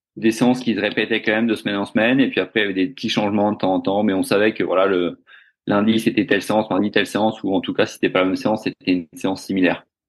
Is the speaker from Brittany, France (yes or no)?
yes; Finistère, Brittany, France; moved away as an adult; also born or lived in South Africa; now in Australia; je suis breton euh, du Finistère